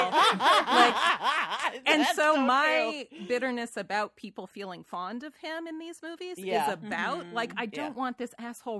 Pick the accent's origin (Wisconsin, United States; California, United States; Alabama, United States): California, United States; they said, where are you from? And we said, California.